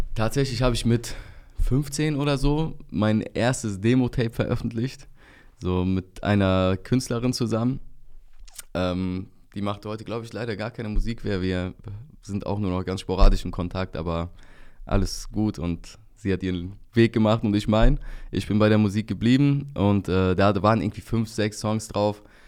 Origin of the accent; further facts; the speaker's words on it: Bergneustadt, North Rhine-Westphalia, Germany; da wo ich herkomme, aus Bergneustadt, Grüße gehen raus an die Heimat, 51702. Ähm, da bin ich halt überwiegend unter türkischsprachigen Leuten aufgewachsen